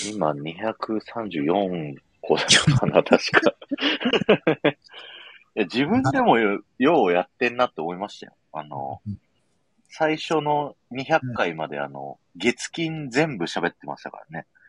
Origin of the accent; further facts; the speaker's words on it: Nagoya, Aichi, Japan; moved away; also born or lived in Urayasu; 名古屋で成人式だったんで、実家帰っ